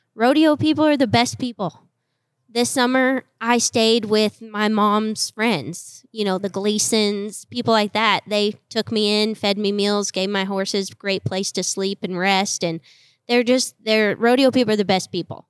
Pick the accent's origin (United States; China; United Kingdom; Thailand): United States; Colorado; I grew up in Colorado in the snow